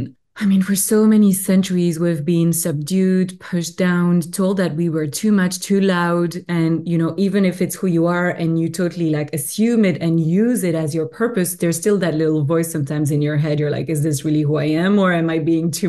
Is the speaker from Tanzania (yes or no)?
no; Belgium; accent: French; English is a second language; moved away as an adult; now in British Columbia, Canada; I'm originally from Belgium, which is where my beautiful French accent is coming from. But I live in Canada now, in BC, close to Vancouver